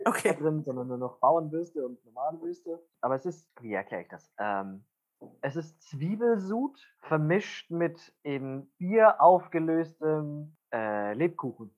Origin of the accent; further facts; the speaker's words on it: Wunsiedel, Bavaria, Germany; moved away as an adult; also born or lived in Essen; ich komme aus Wunsiedel